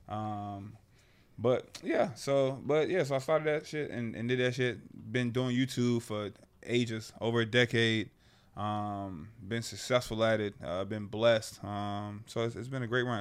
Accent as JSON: {"language": "English", "town": "Annapolis", "region": "Maryland", "country": "United States", "tie": "born or raised there", "moved": "as an adult", "said": "born and raised in Annapolis, Maryland"}